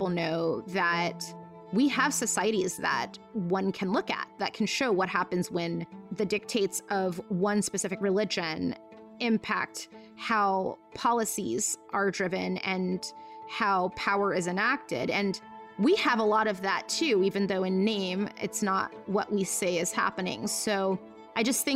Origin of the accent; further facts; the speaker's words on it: Saudi Arabia; moved away; my experience growing up in Saudi Arabia